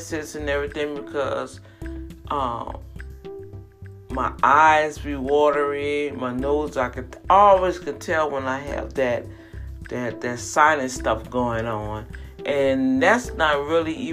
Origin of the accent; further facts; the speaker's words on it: New Orleans, Louisiana, United States; New Orleans, my hometown